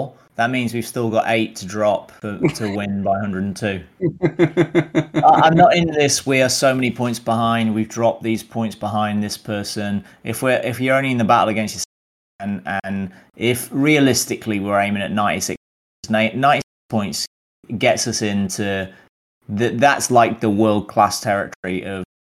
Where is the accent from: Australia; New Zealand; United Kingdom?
United Kingdom; because we're British. We like underdog.